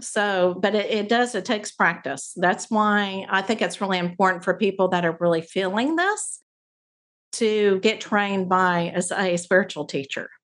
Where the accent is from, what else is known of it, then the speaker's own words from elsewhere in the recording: Abilene, Texas, United States; I grew up in Abilene where there's three different Christian colleges